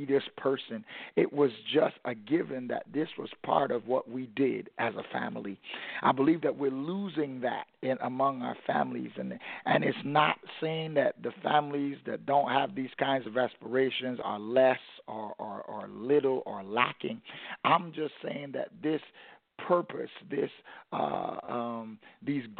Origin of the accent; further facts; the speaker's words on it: New York City, New York, United States; growing up in Brooklyn, New York